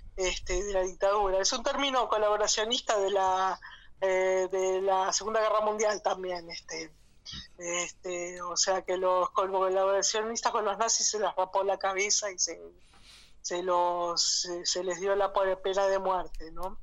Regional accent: Argentina; la estamos pagando todo como argentinos

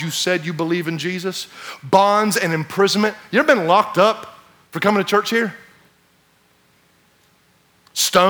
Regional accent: United States; As American Christians

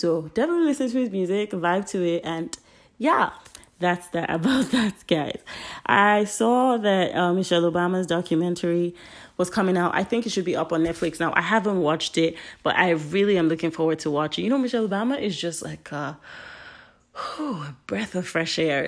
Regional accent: Nigeria; now in United States; I am Nigerian. My parents are Nigerian

